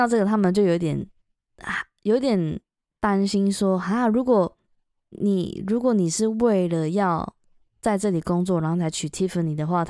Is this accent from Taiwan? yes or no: yes; Taiwan; moved away as an adult; now in United Kingdom; 因为像我们台湾人也是